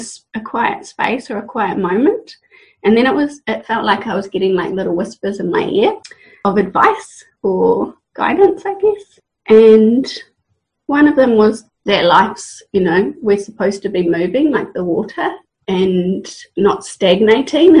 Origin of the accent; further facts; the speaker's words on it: Waipukurau, Hawke's Bay, New Zealand; moved away as an adult; also born or lived in Australia; now in Hawke's Bay, New Zealand; I was born and raised in Waipukuro in Hawke's Bay